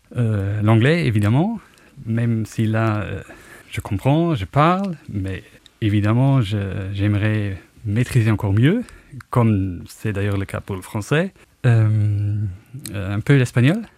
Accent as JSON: {"language": "French", "country": "Luxembourg", "tie": "born or raised there", "also_born_or_lived": "Munich, Germany", "accent": "Luxembourgish", "first_language": "Luxembourgish", "second_language": "French", "moved": "as an adult"}